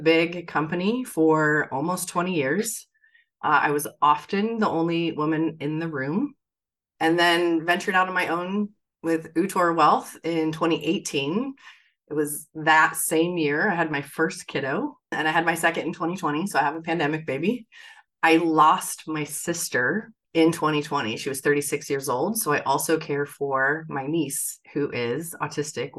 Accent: Bay Area, California, United States; I was born in the Bay Area.

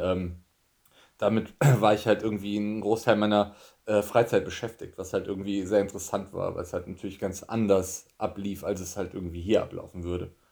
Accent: Germany; moved away as an adult; also born or lived in Tokyo, Japan; ich war Deutscher

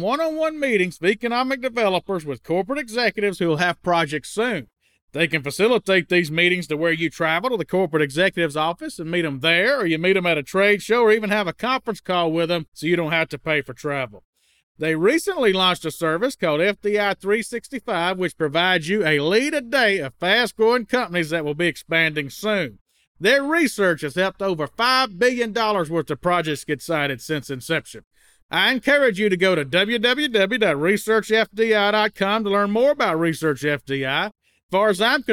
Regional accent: Mississippi, United States; now in New Orleans, United States; I grew up in Mississippi

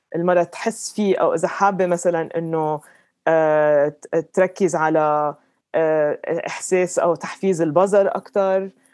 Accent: Lebanon; moved away as an adult; also born or lived in London, United Kingdom / Dubai, United Arab Emirates; now in Colorado, United States; انا لبنانيه ربيت بلبنان

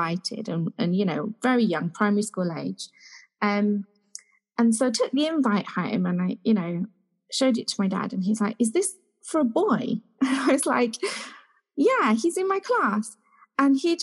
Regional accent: Leicester, East Midlands, United Kingdom; I grew up in Leicester

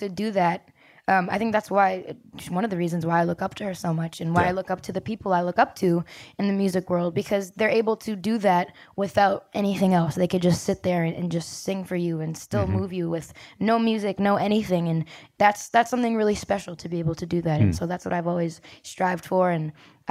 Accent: Brampton, Ontario, Canada; I'm from Brampton, Ontario, Canada

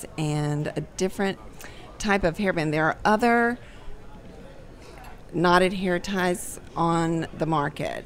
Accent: Lafayette, Louisiana, United States; now in New Orleans, United States; I'm originally from Lafayette, but living in New Orleans

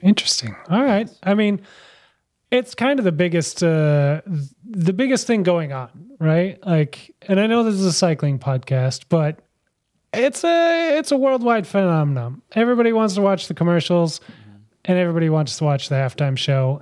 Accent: United States; I'm American

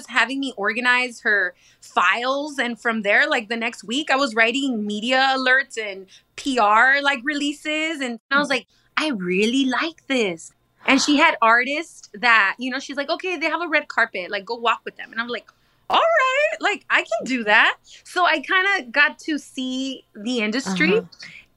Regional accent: Los Angeles, California, United States; first language Spanish; English is a second language; I grew up in El Sereno, which is Northeast L.A.

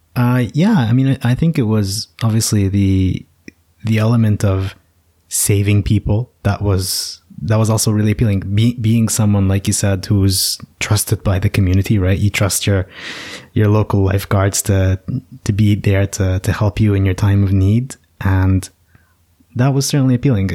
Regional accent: United States; I was born in the States

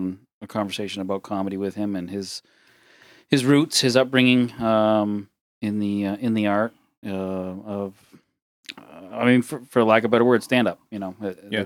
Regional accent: Maine, United States; a kid growing up in Maine, parents who grew up in Maine

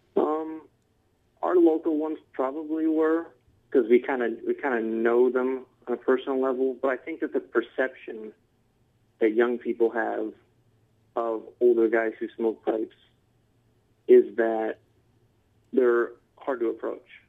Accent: Detroit, Michigan, United States; also born or lived in Mount Pleasant, Michigan; I've been in Michigan all my life. I grew up in uh, downstate Michigan, a suburb of Detroit.

